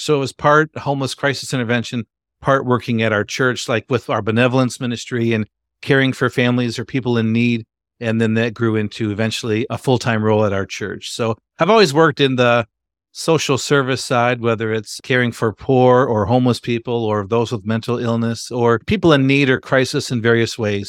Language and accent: English; Grand Rapids, Michigan, United States; I'm from Grand Rapids, Michigan. Been a Michigander all my life